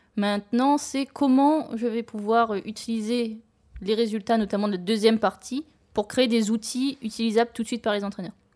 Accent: Réunion; moved away; je suis originaire de l'île de La Réunion

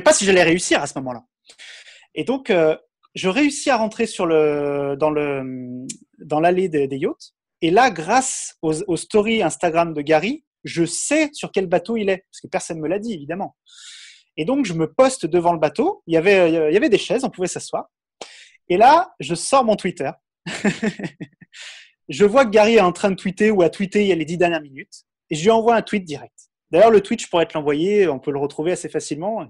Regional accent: France; j'ai 35 ans, je suis français

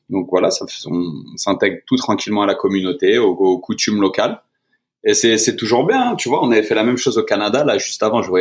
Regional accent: France; now in Atlanta, United States; Et encore plus en tant que Français, on se retrouve vraiment

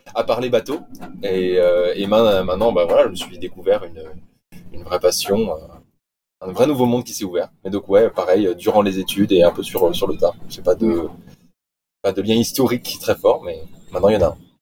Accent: Nice, Provence-Alpes-Côte d'Azur, France; moved away; je suis, je suis niçois. Donc, en soi, je viens. j'ai grandi au bord de la mer

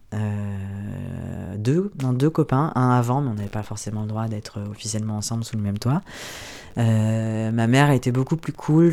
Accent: Ardèche, Auvergne-Rhône-Alpes, France; moved away as an adult; also born or lived in Belgium; Je suis née en Ardèche, j'ai grandi dans une petite ville

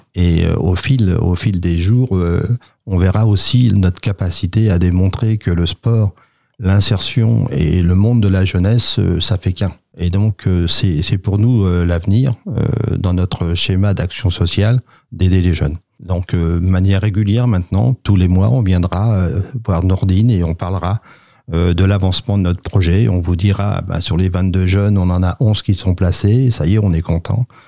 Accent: Sartrouville, Île-de-France, France; je suis né à Sartreville

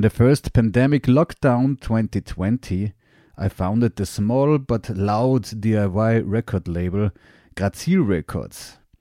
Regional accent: Graz, Styria, Austria; I'm a musician from Graz, Austria

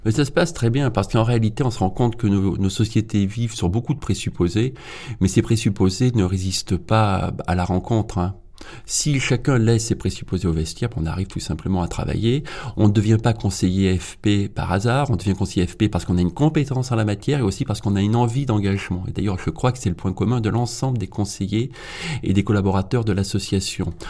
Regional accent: Auvergne-Rhône-Alpes, France; dans ma région d'origine. Je suis auvergnat

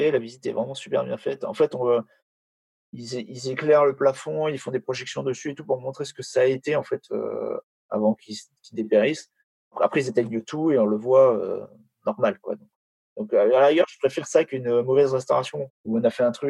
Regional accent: France; franchement Paris c'est ma ville préférée, mais mais c'est vrai que ça, ça, fait ça fait mal au cœur en tant que Français de, de, dire ça et de voir ça

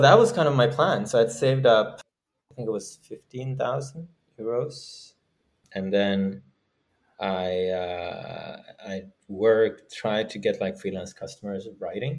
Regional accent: Norway; moved away as an adult; now in San Francisco, United States; I am from Norway

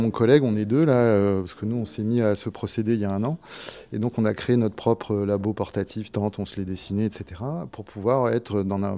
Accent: Toulouse, Occitania, France; je viens de Toulouse et j'enseigne à l'ETPA.

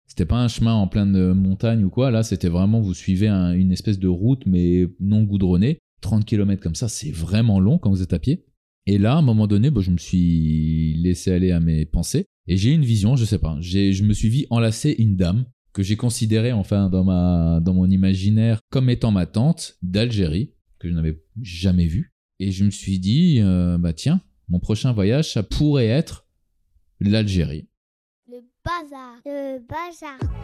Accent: eastern France, France; moved away as an adult; also born or lived in New Zealand / Australia; en tant que bon français de l'Est de la France, tendance germanique

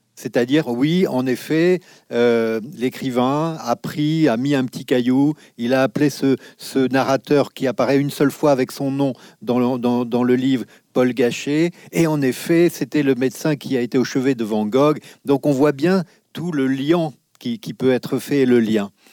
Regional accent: Nieul-sur-Mer, Nouvelle-Aquitaine, France; quand j'étais enfant à Niol-sur-Mer, à côté de La Rochelle

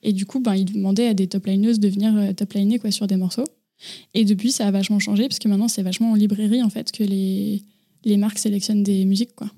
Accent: Boussy, Auvergne-Rhône-Alpes, France; also born or lived in Annecy; je suis née à Annecy et j'ai grandi dans un petit village à côté d'Annecy qui s'appelle Boussy

